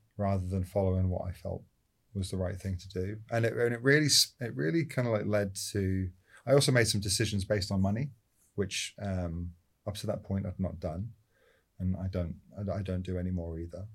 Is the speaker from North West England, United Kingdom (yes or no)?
no; Scotland, United Kingdom; born or raised there; also born or lived in London; now in Los Angeles, United States